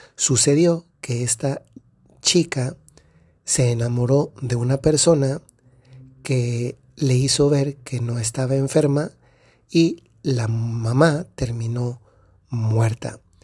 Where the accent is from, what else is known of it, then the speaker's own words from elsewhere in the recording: Dolores Hidalgo, Guanajuato, Mexico; la ciudad de donde soy, Dolores Hidalgo, Guanajuato, en México